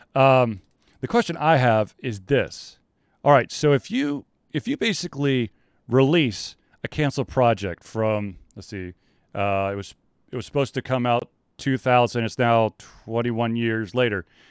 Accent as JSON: {"language": "English", "town": "Atlanta", "region": "Georgia", "country": "United States", "tie": "born or raised there", "said": "I grew up in Atlanta"}